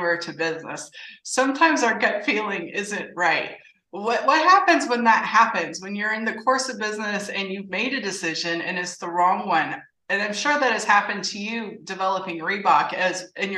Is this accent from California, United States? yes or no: yes; California, United States; I was actually born and raised in California